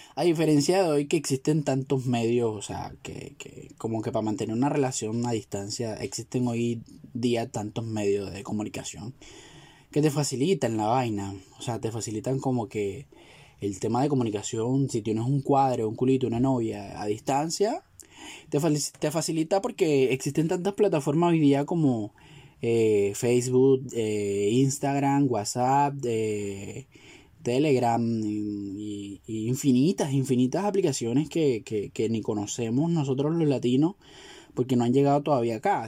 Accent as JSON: {"language": "Spanish", "country": "Venezuela", "said": "somos los venezolanos"}